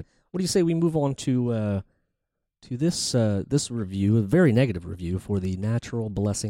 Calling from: New York City, New York, United States; We're calling from New York City.

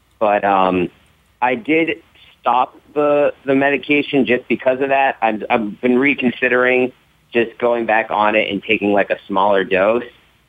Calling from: Orlando, Florida, United States; from Orlando, Florida.

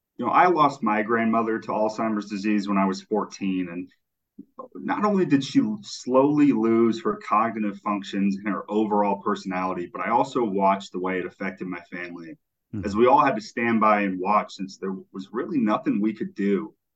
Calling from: Tampa, Florida, United States; Yeah, so I'm in Tampa, Florida. The sun is shining and the humidity is high.

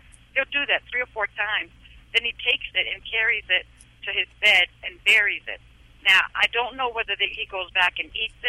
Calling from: Maryland, United States; Right now I'm calling in from Maryland.

